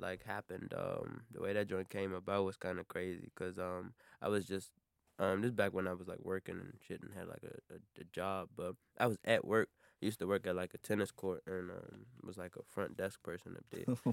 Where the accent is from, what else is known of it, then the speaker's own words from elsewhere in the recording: Maryland, United States; also born or lived in Washington, D.C.; I'm not from D C, I'm from Maryland